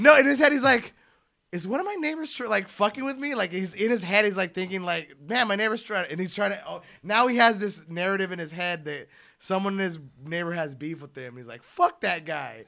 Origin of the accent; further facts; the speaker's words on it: United States; I'm an American